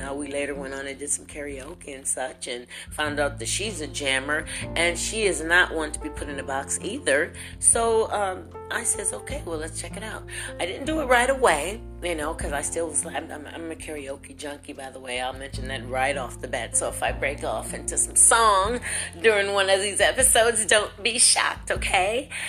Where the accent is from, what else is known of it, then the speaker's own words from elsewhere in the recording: Lorain, Ohio, United States; now in Louisville, United States; I'm in Louisville, Kentucky. I'm a transfer from the Buckeye State of Lorain, Ohio.